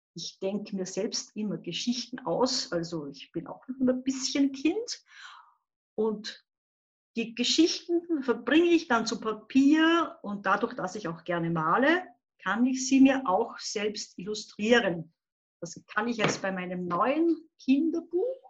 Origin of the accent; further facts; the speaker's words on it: Upper Austria, Austria; Ich komme aus Oberösterreich, wohne so ungefähr sieben Kilometer entfernt von der deutsch-bayerischen Grenze in Hurten, ganz ein kleiner Ort.